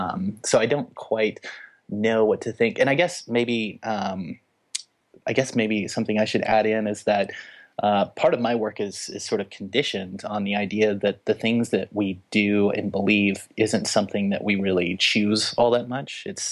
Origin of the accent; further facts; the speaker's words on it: the South, United States; I mean, I'm from the Bible belt, so it works even worse down there.